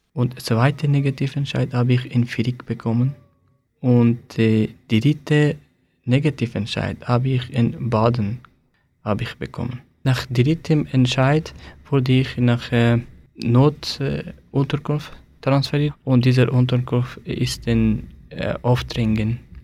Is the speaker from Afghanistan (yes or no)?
yes; Afghanistan; German is a second language; moved away as an adult; also born or lived in Aargau, Switzerland; now in Switzerland; Ich komme aus Afghanistan und 2015, als ich Afghanistan verlassen habe